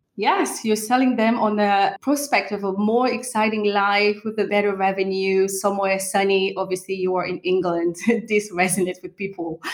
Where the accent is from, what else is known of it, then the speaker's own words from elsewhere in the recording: Normandy, France; also born or lived in Cameroon; I'm a French national, but I was actually born in Central Africa in a country called Cameroon. But I was raised in Normandy, in France